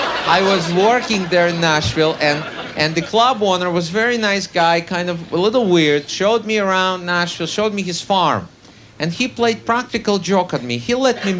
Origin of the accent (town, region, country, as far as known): Russia; born or raised there; English is a second language; moved away as an adult; now in United States